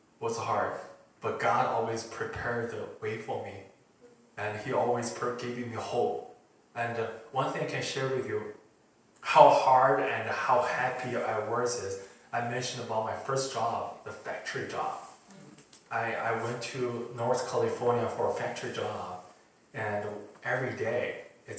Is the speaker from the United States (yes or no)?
no; China; moved away; I'm from China